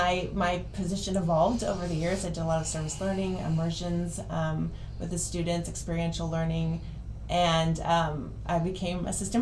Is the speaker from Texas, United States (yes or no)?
yes; Dallas, Texas, United States; I'm from Dallas, Texas, and I have been in education for over 25 years.